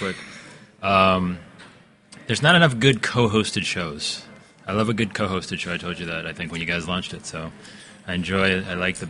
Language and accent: English; Cleveland, Ohio, United States; we're in Cleveland, Ohio.